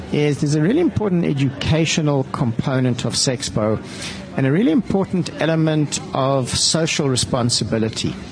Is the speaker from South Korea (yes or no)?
no; South Africa; we don't really see it as being a South African problem or it happening in South Africa.